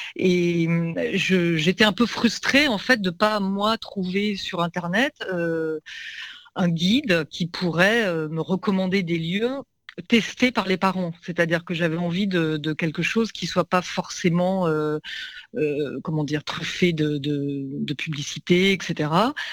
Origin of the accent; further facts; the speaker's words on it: Lyon, Auvergne-Rhône-Alpes, France; now in Paris, France; parisienne d'adoption, comme beaucoup. Moi, je viens de Lyon